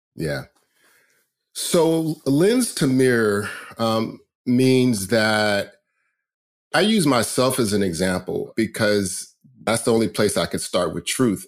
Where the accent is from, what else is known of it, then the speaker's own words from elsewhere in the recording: Riverside, California, United States; I grew up in Riverside, California